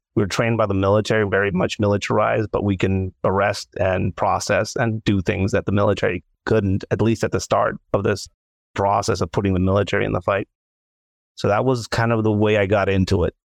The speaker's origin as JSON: {"language": "English", "town": "Tijuana", "region": "Baja California", "country": "Mexico", "tie": "born or raised there", "moved": "yes", "said": "Tijuana, Mexico, my hometown"}